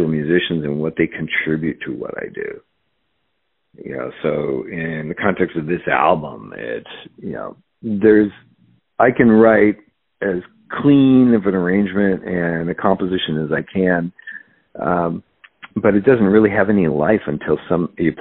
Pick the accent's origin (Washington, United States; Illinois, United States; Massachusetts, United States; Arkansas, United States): Washington, United States; Seattle; also born or lived in Central California; I pretty much think of myself as growing up in the Pacific Northwest